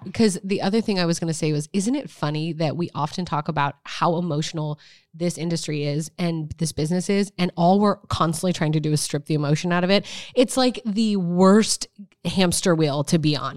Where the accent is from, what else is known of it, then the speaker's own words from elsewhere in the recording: Nebraska, United States; moved away; I'm from Nebraska